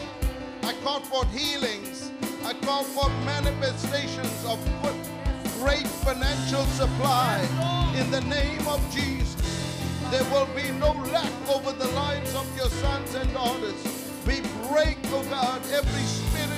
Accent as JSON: {"language": "English", "country": "South Africa", "said": "We're proud of being South African."}